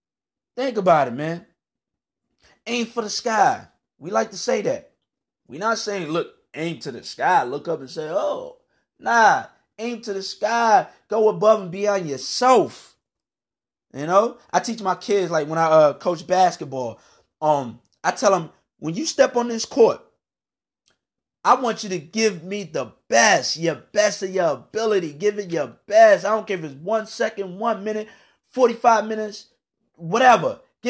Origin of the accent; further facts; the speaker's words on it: Virginia, United States; now in North Carolina, United States; But I grew up in the Washington, D.C. area, Northern Virginia to be exact. Right now, I live in North Carolina.